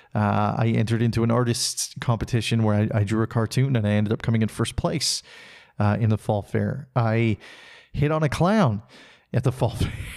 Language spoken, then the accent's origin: English; Salmon Arm, British Columbia, Canada; moved away; my hometown of Salmonor, British Columbia